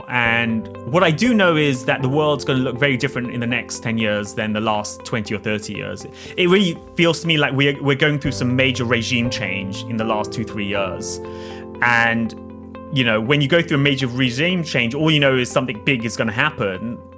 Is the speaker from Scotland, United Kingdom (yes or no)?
no; Oxford, South East England, United Kingdom; I grew up in Oxford in the UK. But as I always like to tell people, there's two sides to Oxford.